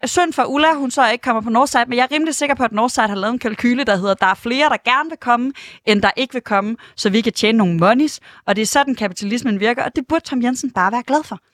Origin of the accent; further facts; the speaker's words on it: Aarhus, Central Denmark Region, Denmark; jeg er fra Aarhus